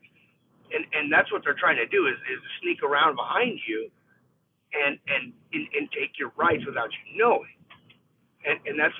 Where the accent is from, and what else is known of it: United States